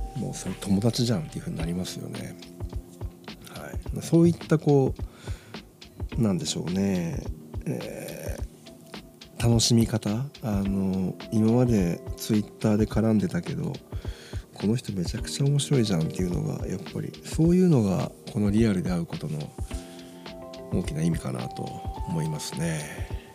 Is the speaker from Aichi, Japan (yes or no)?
yes; Nagoya, Aichi, Japan; 地元名古屋